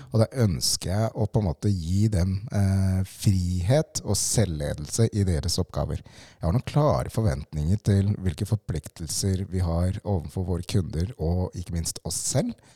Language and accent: Norwegian; Lierstranda, Buskerud, Norway; Jeg vokste opp på Lierstranda med mine foreldre